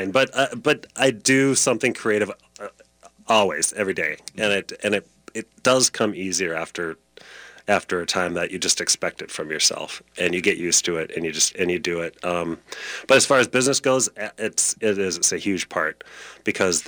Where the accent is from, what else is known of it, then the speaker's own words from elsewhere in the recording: Minneapolis, Minnesota, United States; also born or lived in Duluth; I was born in Minneapolis